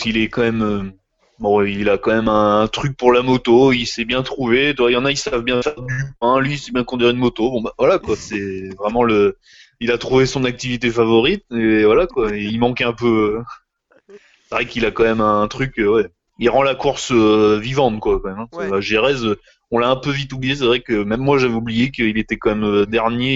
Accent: France; chez nous, en France

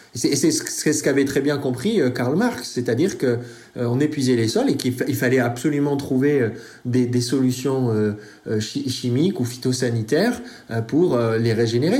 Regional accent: France; chez nous en France

